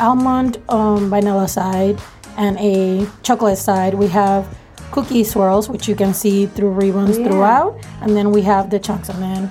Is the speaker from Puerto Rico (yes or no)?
yes; Puerto Rico; moved away; I'm originally from Puerto Rico.